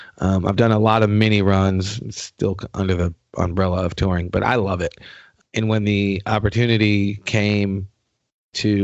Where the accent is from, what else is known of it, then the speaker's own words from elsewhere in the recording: New York, United States; moved away; I'm originally from New York.